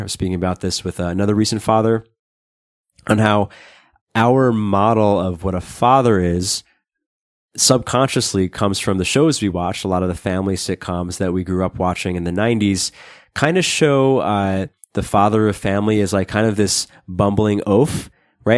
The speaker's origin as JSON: {"language": "English", "region": "New York", "country": "United States", "tie": "born or raised there", "said": "I grew up in New York"}